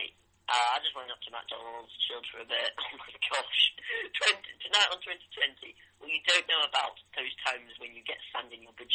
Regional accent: United Kingdom; we are actually British

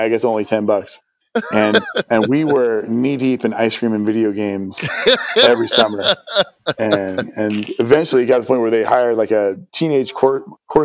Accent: Pacific Northwest, United States; moved away as an adult; also born or lived in Syracuse, New York / Alaska; I grew up in the Pacific Northwest

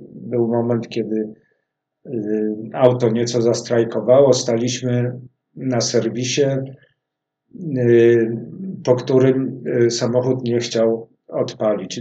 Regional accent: Warsaw, Masovian Voivodeship, Poland; jesteśmy warszawiakami, tu się urodziliśmy z Pawłem

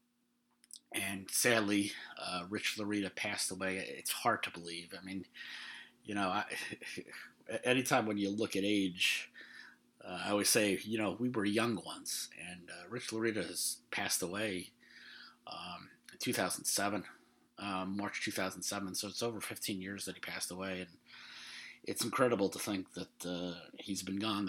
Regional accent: New York, United States; I'm from New York

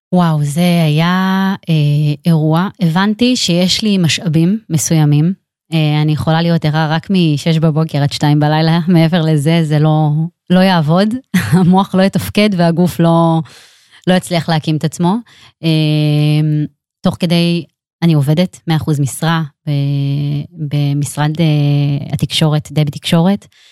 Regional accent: Netanya, Central District, Israel; אני גדלתי, אה, בעיר נתניה

